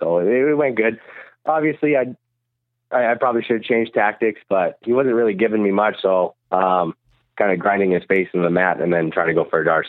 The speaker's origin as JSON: {"language": "English", "country": "Canada", "said": "No, well, I'm very Canadian."}